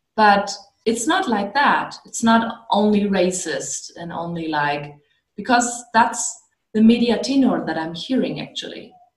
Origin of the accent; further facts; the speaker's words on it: Germany; I'm I'm from Germany.